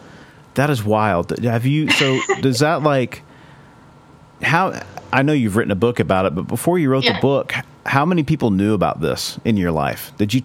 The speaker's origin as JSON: {"language": "English", "region": "Oklahoma", "country": "United States"}